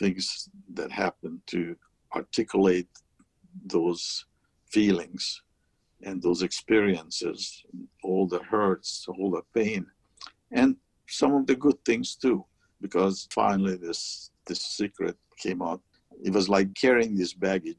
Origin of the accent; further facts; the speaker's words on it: Hungary; English is a second language; also born or lived in Montreal, Canada; now in United States; the American quota for Hungarian refugees was filled by the time I got to the American embassy